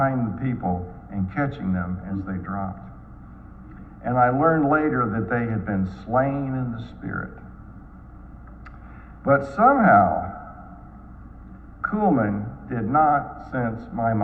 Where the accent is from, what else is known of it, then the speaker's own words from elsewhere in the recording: Dallas, Texas, United States; When I was growing up in Dallas, our family attended a church much like Covenant